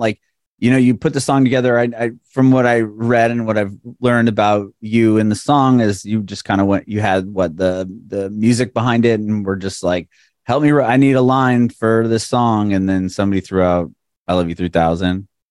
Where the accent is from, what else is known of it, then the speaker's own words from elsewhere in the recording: San Diego, California, United States; moved away as an adult; now in Nashville, United States; I'm originally from San Diego, and uh, a couple years ago we moved to Nashville